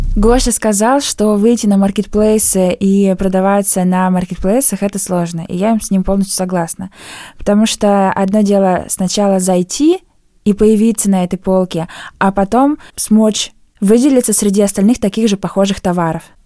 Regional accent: Ulan-Ude, Buryatia, Russia; в моем родном городе Улан-Удэ

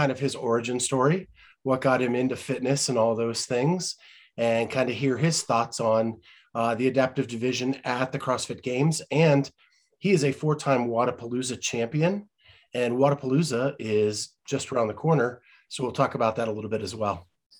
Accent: Western Pennsylvania, United States; There's something about growing up in that blue collar family. Like I grew up in Western Pennsylvania. My dad was a machinist.

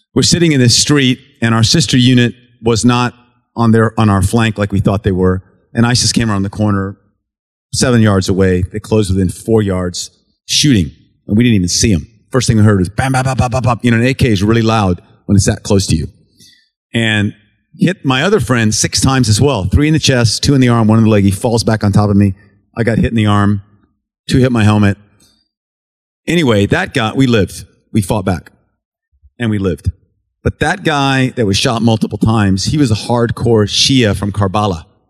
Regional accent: United States; I'm an American. I'm an American Special Forces officer

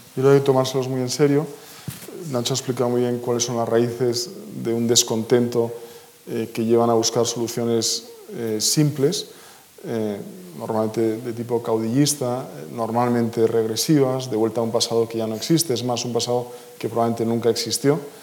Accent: Basque Country, Spain; me siento vasco, español y europeo

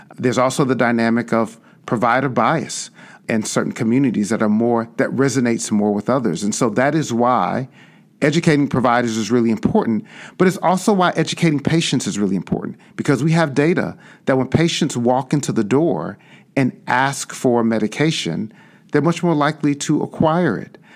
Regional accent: Chicago, Illinois, United States; I grew up on the South Side and South suburbs of Chicago

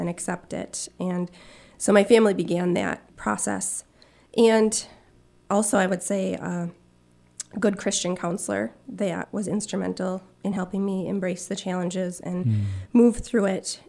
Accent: Marquette, Michigan, United States; I grew up in Marquette with mom and a dad and three sisters

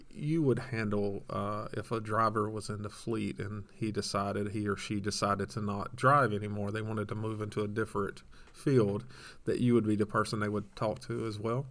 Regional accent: Georgia, United States; I'm from Georgia

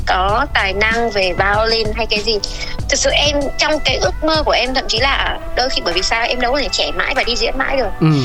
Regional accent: Vietnam; mình là người Việt Nam

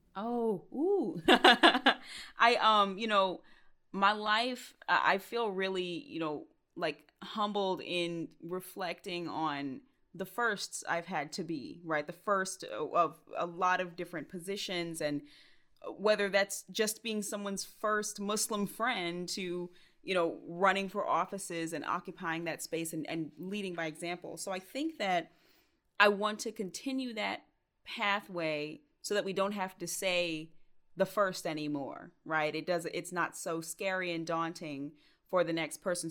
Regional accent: Stone Mountain, Georgia, United States; also born or lived in Clarkston, Georgia; I grew up in Stone Mountain, Georgia, but I always say I grew up on, like, the cusp of Stone Mountain and Clarkston, Georgia

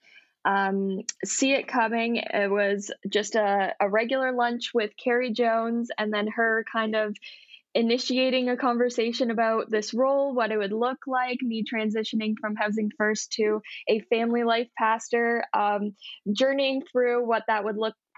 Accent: Welland, Ontario, Canada; now in St. Catharines, Canada; I was not born in Niagara, but I've been here since I was in senior kindergarten, lived in Welland all of my life

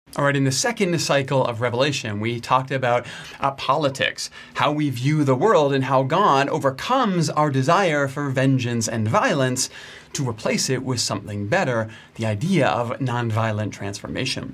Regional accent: Canada; I'm Canadian

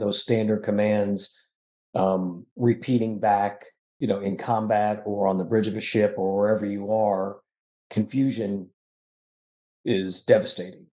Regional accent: Florida, United States; I grew up in Florida.

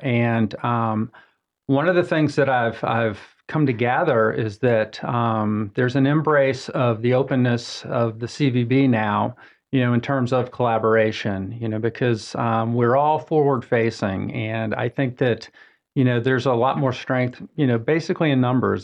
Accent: Atlanta, Georgia, United States; moved away as an adult; also born or lived in Augusta, Georgia; now in Mooresville, United States; I'm originally from Atlanta, Georgia

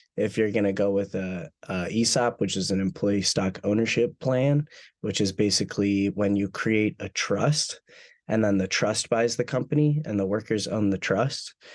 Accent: Minneapolis–Saint Paul, Minnesota, United States; now in Alabama, United States; I'm from the Twin Cities originally in Minnesota

